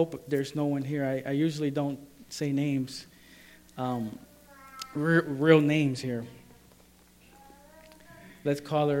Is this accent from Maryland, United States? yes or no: yes; Maryland, United States; And you know, and I come from Maryland.